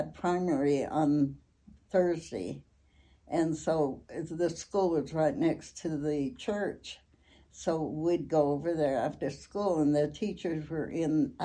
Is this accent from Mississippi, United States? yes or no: no; Logan, Utah, United States; born or raised there; also born or lived in Idaho Falls, Idaho